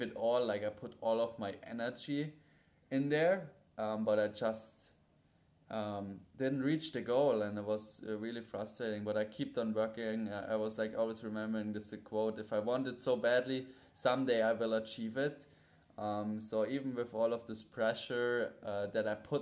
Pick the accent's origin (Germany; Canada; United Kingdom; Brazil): Germany; Munich, Bavaria; moved away as an adult; now in Bali, Indonesia; from a 13-year-old boy growing up in Munich, playing American football, to now 22 years old, living in Bali